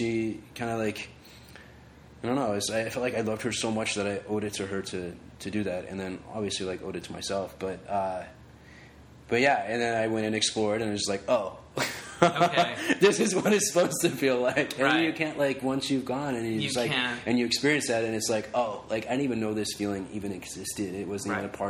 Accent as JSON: {"language": "English", "town": "Reno", "region": "Nevada", "country": "United States", "tie": "born or raised there", "moved": "as an adult", "lives_now": "Los Angeles, United States", "said": "growing up in Reno and, like, in high school and stuff, like, I played football, I wrestled"}